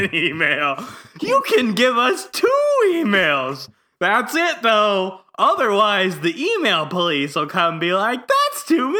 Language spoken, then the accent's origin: English; the South, United States; I grew up in the South, sir.